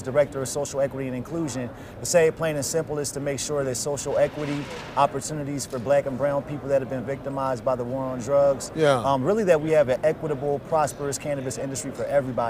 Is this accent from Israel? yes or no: no; Trenton, New Jersey, United States; my community where I grew up in Trenton, New Jersey.